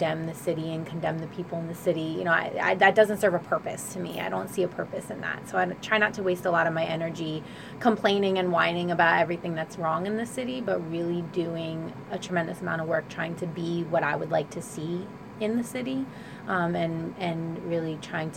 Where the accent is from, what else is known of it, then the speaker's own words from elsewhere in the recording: Trenton, New Jersey, United States; I grew up in Wilbur section on Garfield Avenue